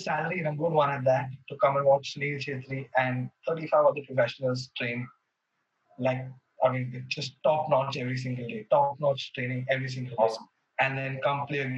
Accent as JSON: {"language": "English", "town": "Mumbai", "region": "Maharashtra", "country": "India", "tie": "born or raised there", "moved": "as an adult", "lives_now": "Bangalore, India", "said": "born and brought up in Bombay"}